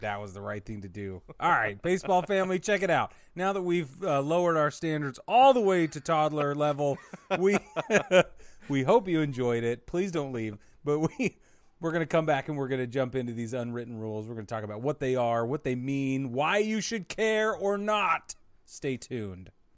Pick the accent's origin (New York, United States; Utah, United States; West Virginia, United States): Utah, United States; I grew up in Utah